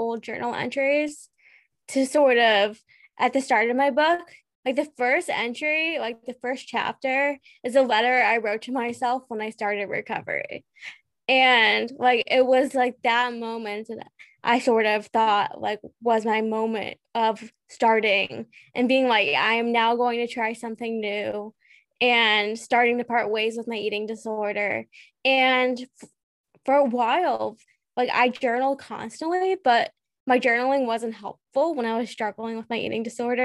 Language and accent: English; United States; I'm from the United States.